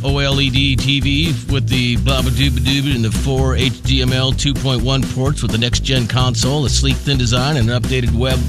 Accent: Midwest, United States; now in Pacific Northwest, United States; growing up in the Midwest, the only thing you put tartar on is fish.

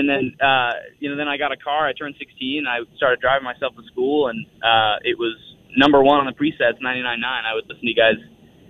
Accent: Spokane, Washington, United States; moved away as an adult; now in Nashville, United States; I was born in Spokane, Sacred Heart.

